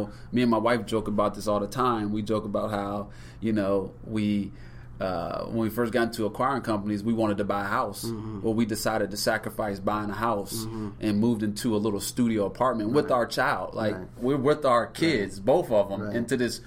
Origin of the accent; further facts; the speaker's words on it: Norfolk, Virginia, United States; also born or lived in Ohio; I am originally from Norfolk, Virginia. I was raised there, was born in Ohio